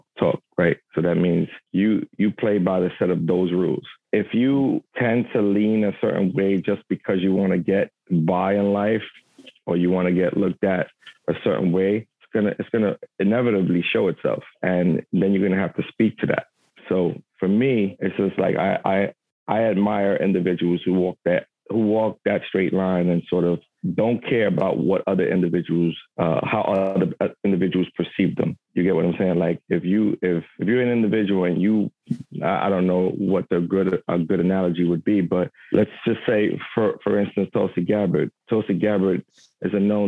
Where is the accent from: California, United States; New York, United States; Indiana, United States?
New York, United States; New York City; I was born and raised in Brooklyn, Bushwick, Williamsburg section of New York